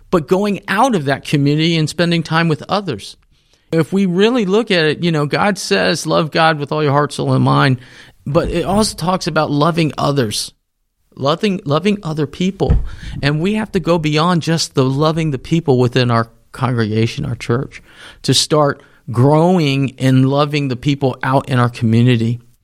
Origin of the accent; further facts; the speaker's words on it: the South, United States; I'm going to say y'all because I'm from the South